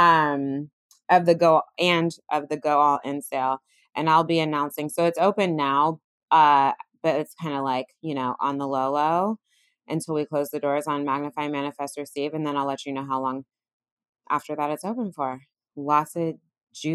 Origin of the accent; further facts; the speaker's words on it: California, United States; also born or lived in Bay Area; now in New York, United States; I grew up in California.